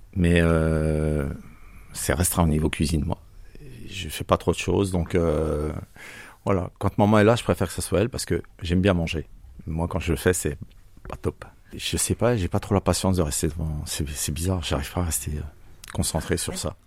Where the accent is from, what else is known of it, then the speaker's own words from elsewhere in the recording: Bourgogne-Franche-Comté, France; now in Marseille, France; je suis franco-suisse. Je viens de la région de Franche-Comté. J'ai pas pris l'accent